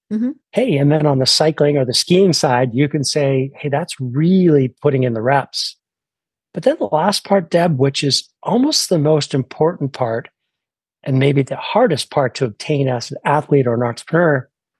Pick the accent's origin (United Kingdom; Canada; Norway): Canada; now in United States; I was born in Canada